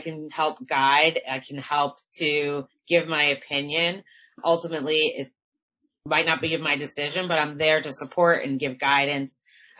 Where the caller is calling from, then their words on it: outside of Boston, Massachusetts, United States; I'm calling in from Massachusetts, outside of Boston.